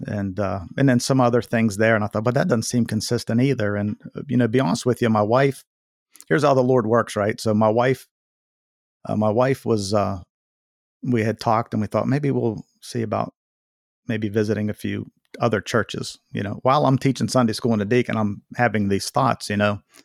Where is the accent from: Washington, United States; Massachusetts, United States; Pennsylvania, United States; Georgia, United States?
Pennsylvania, United States; Waynesburg; also born or lived in Connecticut; I was born here in Waynesburg, Pennsylvania, and, uh, you know, grew up a church going young man